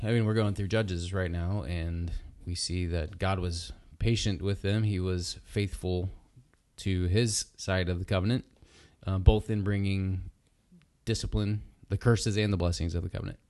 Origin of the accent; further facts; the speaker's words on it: United States; as American Christians